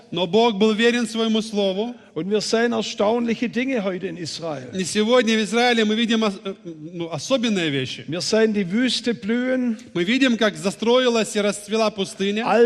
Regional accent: Baden-Württemberg, Germany; accent: Swabian; Ihr hört vielleicht, ich komme aus dem Schwabenland, der Hauptstadt des Automobils.

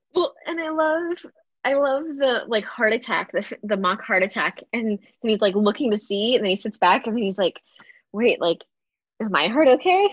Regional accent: Galveston, Texas, United States; growing up in Galveston, the Gulf is brown

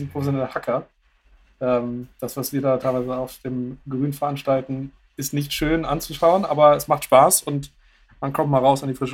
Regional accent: Lower Saxony, Germany; now in Bremen, Germany; Ich komme zumindest aus dem, aus dem Bremer Umland.

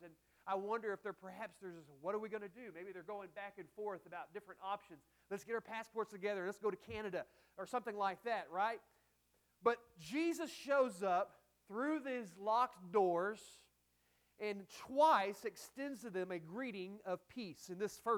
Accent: Texas, United States; I'm from Texas

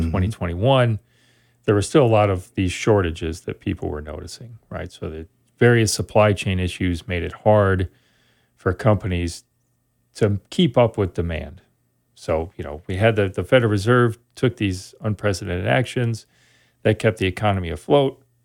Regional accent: Sun Prairie, Wisconsin, United States; moved away as an adult; also born or lived in Oshkosh, Wisconsin / Montreal, Canada / Eau Claire, Wisconsin; I grew up in Sun Prairie, Wisconsin, outside of Madison.

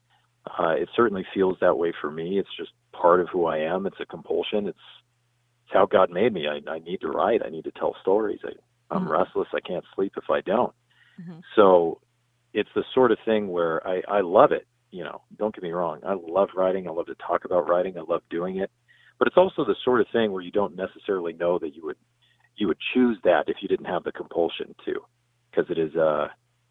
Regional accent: San Diego, California, United States; I'm from San Diego, California, like I said. I live here with my wife and son

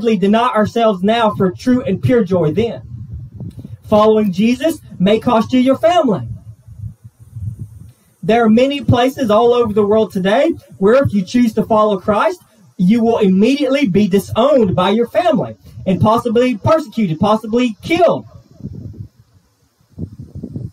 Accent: United States; I'm half white, I'm half Thai, I'm an American

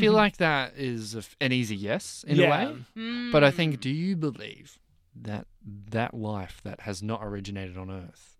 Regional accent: Torquay, Victoria, Australia; From Torquay in Victoria.

